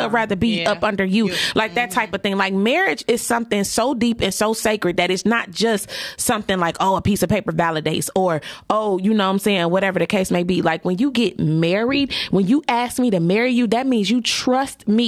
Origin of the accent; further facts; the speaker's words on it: Detroit, Michigan, United States; Down the street from my hood. I grew up on Dexter and Waverly